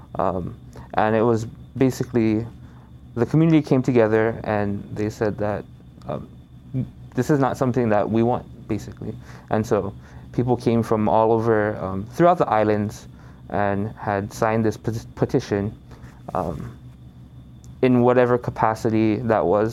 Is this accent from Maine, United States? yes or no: no; Kaneohe, Hawaii, United States; I'm from Kaneohe here um, in Ko'olaupoko in Oahu.